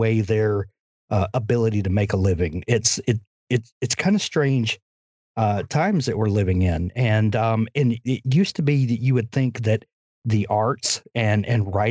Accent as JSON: {"language": "English", "region": "Deep South", "country": "United States", "tie": "born or raised there", "said": "as a kid, growing up in the Deep South"}